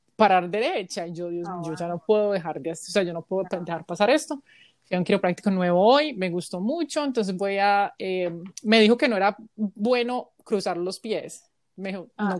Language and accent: Spanish; Colombia; now in United States; somos colombianas en el extranjero